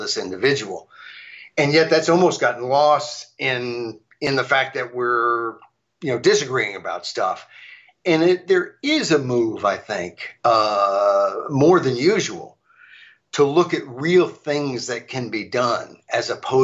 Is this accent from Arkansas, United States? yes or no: yes; Arkansas, United States; moved away; Arkansas, my home state, years ago, where I grew up